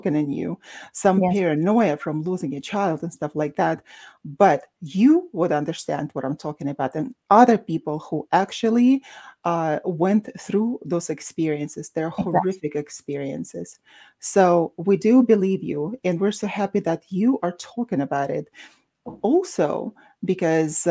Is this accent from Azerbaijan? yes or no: yes; Baku, Azerbaijan; moved away; despite being Russian, I'm from Baku, Azerbaijan